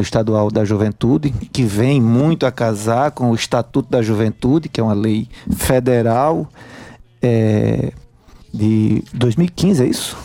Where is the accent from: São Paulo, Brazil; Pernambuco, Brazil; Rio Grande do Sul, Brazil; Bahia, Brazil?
Pernambuco, Brazil; Brejo da Madre de Deus; moved away; also born or lived in Paraíba; eu sou natural de Pernambuco, sou do interior de Pernambuco, de uma cidade chamada Brejo da Madre de Deus